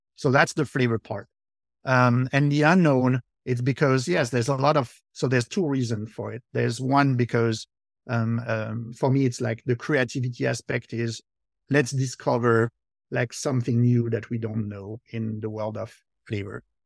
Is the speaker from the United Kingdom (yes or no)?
no; France; accent: French; English is a second language; moved away as an adult; now in New Jersey, United States; born in, uh, France, uh, I lived there, um, until two thousand two.